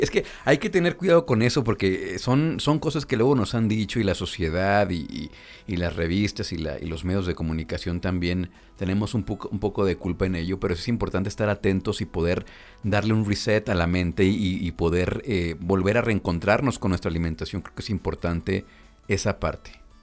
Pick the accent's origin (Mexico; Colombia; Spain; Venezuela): Mexico; como mexicanos